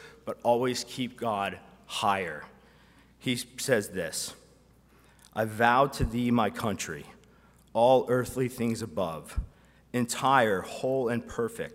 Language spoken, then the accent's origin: English; United States; us as American Christians